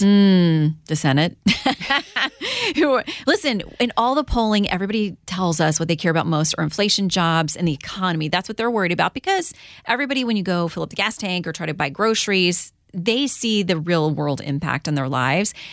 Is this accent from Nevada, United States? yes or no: no; Florida, United States; moved away; as a kid growing up in Florida